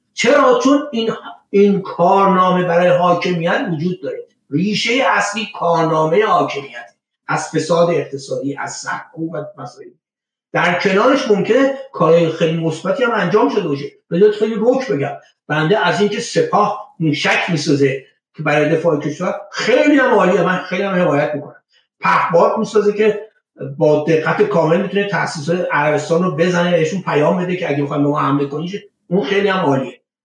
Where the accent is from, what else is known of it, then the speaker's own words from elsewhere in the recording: Iran; moved away as an adult; من در ایران به دنیا بودم در ایران بزرگ شدم